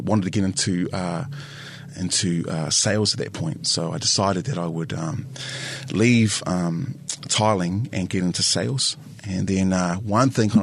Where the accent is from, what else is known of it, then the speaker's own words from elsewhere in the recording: Wairarapa, Wellington, New Zealand; also born or lived in Porirua; we moved to the Wairarapa, and I spent the majority of my life there. So I grew up in a predominantly Pākehā area with farms